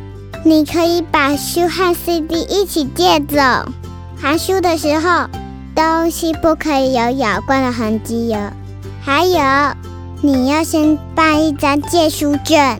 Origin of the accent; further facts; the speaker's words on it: Taichung, Taiwan; 我是来自台中的